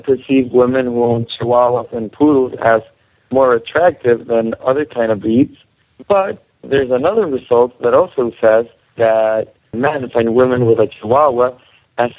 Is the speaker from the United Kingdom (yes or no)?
no; Chile; moved away as an adult; now in United States; I grew up in Chile, and I just came here to the States like 2 weeks ago